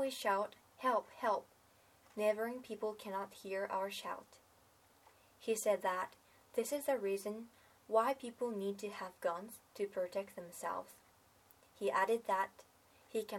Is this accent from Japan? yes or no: yes; Japan; I was born in Japan, which does not allow owning a weapon